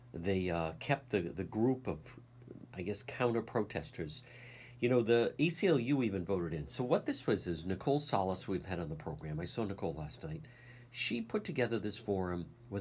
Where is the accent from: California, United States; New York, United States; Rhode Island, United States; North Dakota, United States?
Rhode Island, United States; Cranston; my library growing up in Edgewood